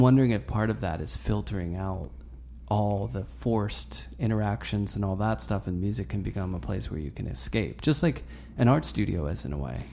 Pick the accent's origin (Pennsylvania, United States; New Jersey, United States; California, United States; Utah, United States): Pennsylvania, United States; Pittsburgh; now in New York, United States; I grew up in Pittsburgh